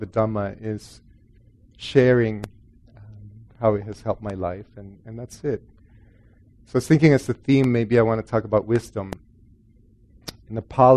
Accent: El Salvador; moved away; also born or lived in Guatemala; I grew up in Catholic El Salvador

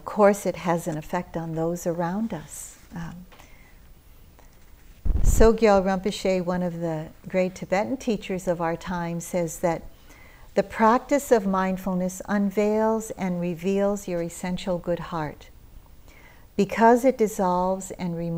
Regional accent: United States; also born or lived in Philippines; I had just arrived from living in the Philippines, where I was born. And I was raised in America

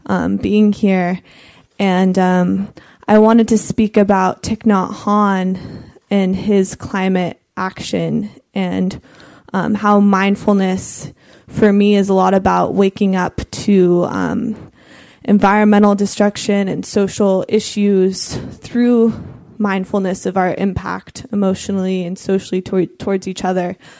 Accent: Marin, California, United States; growing up in Marin

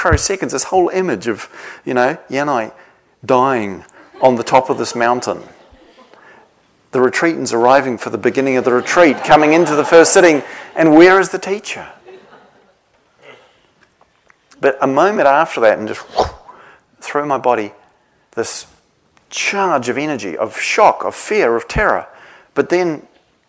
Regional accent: New Zealand; now in England; I come from New Zealand, I don't live there anymore.

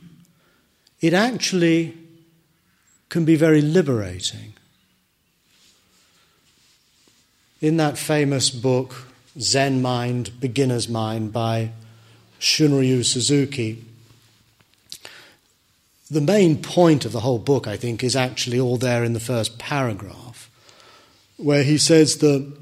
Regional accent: United Kingdom; I'm British.

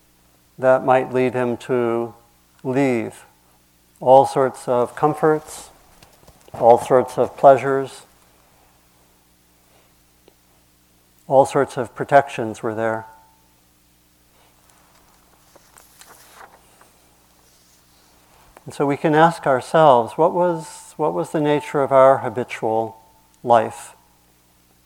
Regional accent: Maryland, United States; where I grew up was in Maryland

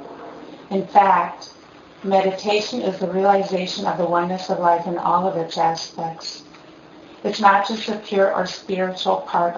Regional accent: Minneapolis, Minnesota, United States; moved away; I grew up here

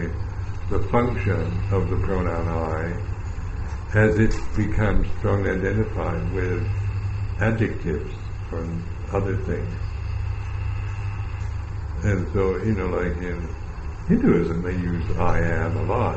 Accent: United States

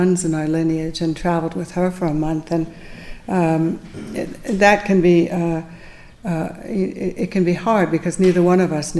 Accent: United States

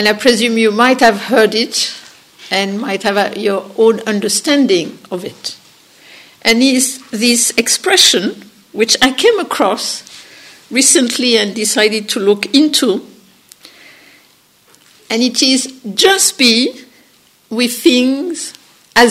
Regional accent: France; accent: French; English is a second language; my funny French accent

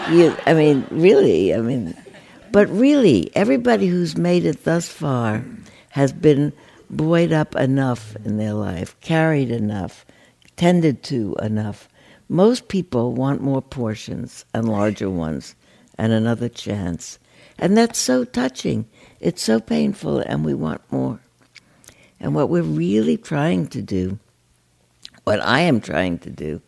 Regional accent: New York, United States; now in California, United States; I grew up in New York, and I've lived out here for 50 years, 60 years.

